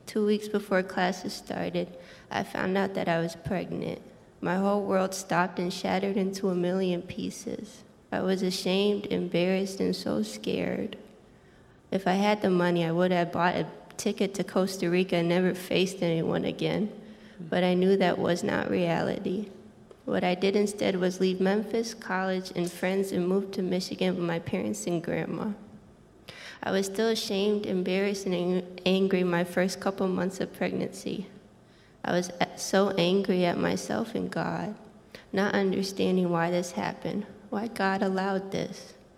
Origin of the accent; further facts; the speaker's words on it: Jordan; English is a second language; I'm 22 years old. I was a missionary kid born and raised in Jordan. Even though I grew up in a Christian home learning Bible stories, I was 15 years old when I accepted Jesus as my Savior.